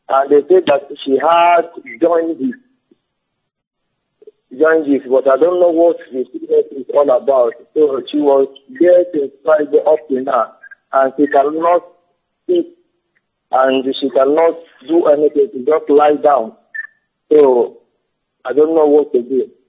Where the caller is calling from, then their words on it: Togo; I am calling from Togo.